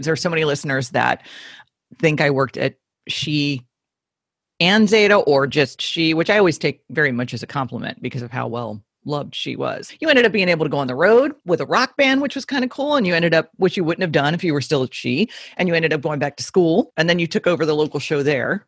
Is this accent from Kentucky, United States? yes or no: no; Miami, Florida, United States; We grew up in Miami